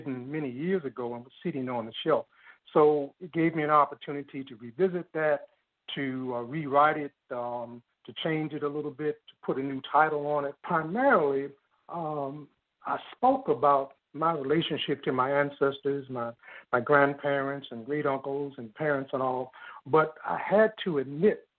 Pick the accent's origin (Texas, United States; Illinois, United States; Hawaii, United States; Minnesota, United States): Illinois, United States; Chicago; I was born in a basement apartment in Bronzeville, 519 East 44th Street